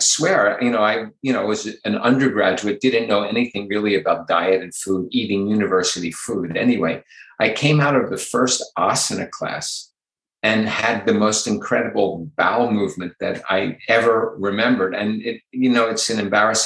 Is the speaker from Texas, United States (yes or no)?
no; Philadelphia, Pennsylvania, United States; I grew up in Philadelphia